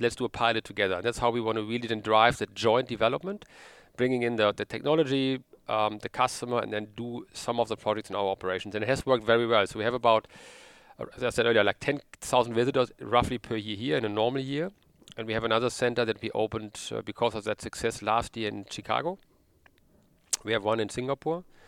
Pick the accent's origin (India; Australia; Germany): Germany; Sauerland, North Rhine-Westphalia; now in Cologne, Germany; originally I'm from the Sauerland